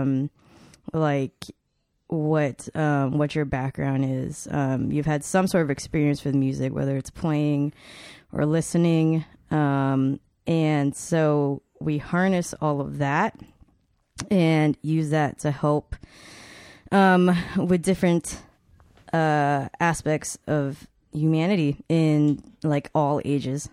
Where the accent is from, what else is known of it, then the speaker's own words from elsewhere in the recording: Atlanta, Georgia, United States; also born or lived in Chicago, Illinois; now in Texas, United States; I moved to Atlanta